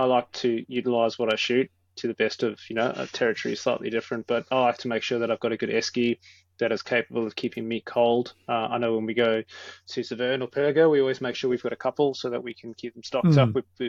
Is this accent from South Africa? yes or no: yes; South Africa; now in Australia; as a South African